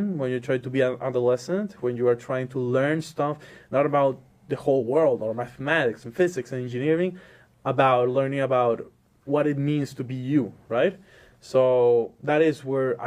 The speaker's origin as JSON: {"language": "English", "town": "Maracaibo", "region": "Zulia", "country": "Venezuela", "tie": "born or raised there", "moved": "as an adult", "lives_now": "Illinois, United States", "said": "I'm from the country of Venezuela, the city of Maracaibo. I was born and raised there until 18 years old."}